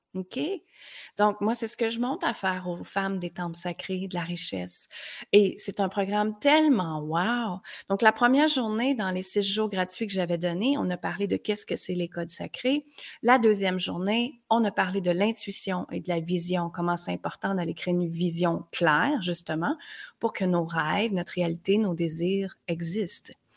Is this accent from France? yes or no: no; Granby, Quebec, Canada; moved away as an adult; also born or lived in United States; à l'âge de 19 ans, je suis partie de Granby, petite ville.